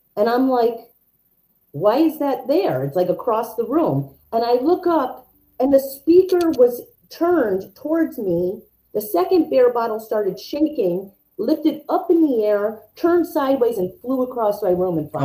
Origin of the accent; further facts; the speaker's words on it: New York, United States; I'm from New York